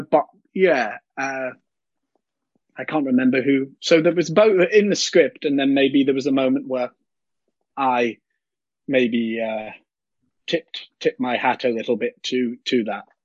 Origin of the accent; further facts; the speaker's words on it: Liverpool, North West England, United Kingdom; me being from Liverpool